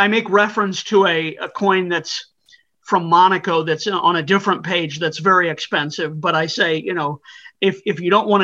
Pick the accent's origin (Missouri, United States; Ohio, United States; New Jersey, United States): Missouri, United States; I'm from Missouri